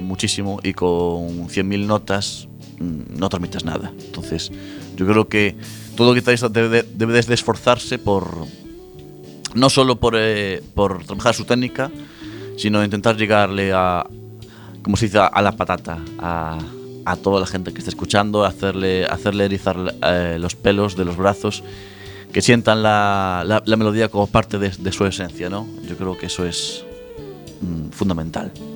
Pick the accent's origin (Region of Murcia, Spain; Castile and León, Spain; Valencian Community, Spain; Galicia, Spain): Galicia, Spain; Ferrol; moved away as an adult; now in A Coruña, Spain; yo soy de Ferrol cuando llevo cuatro años viviendo en Coruña